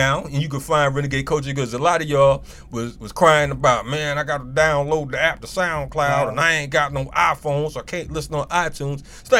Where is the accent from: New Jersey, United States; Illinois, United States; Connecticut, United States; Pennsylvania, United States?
Connecticut, United States; Hartford; I'm from Hartford, Connecticut